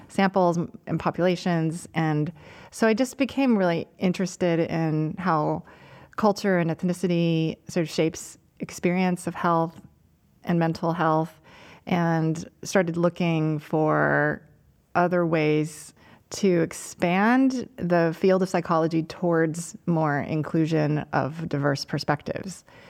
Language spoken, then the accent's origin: English; United States; I'm Chinese American, my parents are immigrants